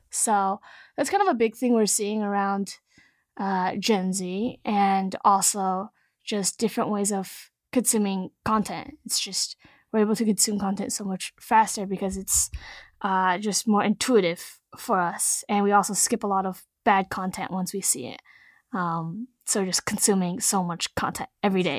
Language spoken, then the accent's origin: English; Silicon Valley, California, United States; I grew up in Silicon Valley, was lucky enough to grow up here